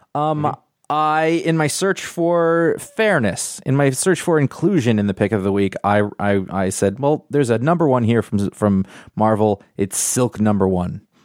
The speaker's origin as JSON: {"language": "English", "country": "United States", "said": "I'm American"}